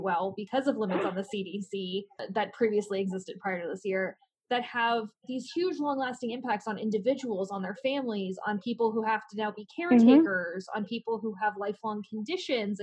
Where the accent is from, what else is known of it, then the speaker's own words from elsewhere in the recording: United States; as an American